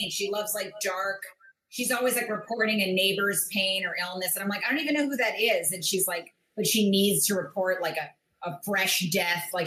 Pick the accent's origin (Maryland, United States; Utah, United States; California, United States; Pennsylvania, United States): Maryland, United States; Bethesda; now in New York, United States; Bethesda, Maryland.